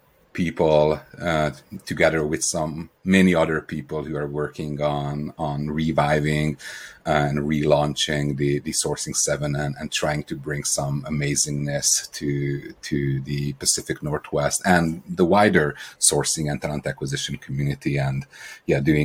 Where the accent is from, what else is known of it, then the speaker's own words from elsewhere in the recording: Romania; accent: Eastern European; also born or lived in Hungary / Ireland; now in Seattle, United States; I'm the odd accent that you hear is Eastern European. I was born in Romania